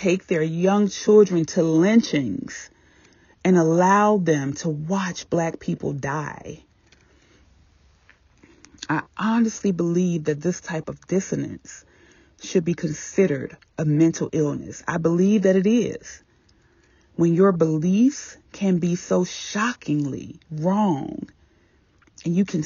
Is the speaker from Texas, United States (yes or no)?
no; Virginia, United States; moved away; I was still living in my hometown, small town Virginia